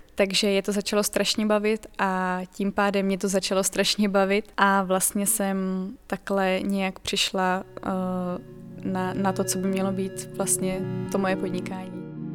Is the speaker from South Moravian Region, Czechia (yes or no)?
no; Pardubice Region, Czechia; je mi 22 let, jsem z Pardubického kraje